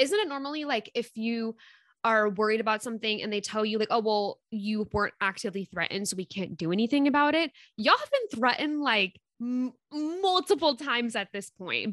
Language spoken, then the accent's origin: English; West Coast, United States; I'm from the West Coast